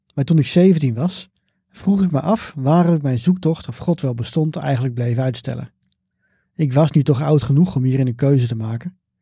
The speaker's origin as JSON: {"language": "Dutch", "town": "Bunschoten-Spakenburg", "region": "Utrecht", "country": "Netherlands", "tie": "born or raised there", "said": "Bunschoten Spakenburg, waar ik ben opgegroeid."}